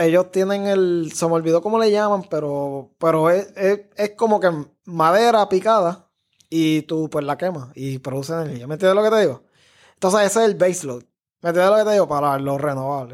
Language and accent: Spanish; Cidra, Puerto Rico; moved away as an adult; yo crecí en Sidra, o sea, yo no crecí en San Juan, estudié en escuela pública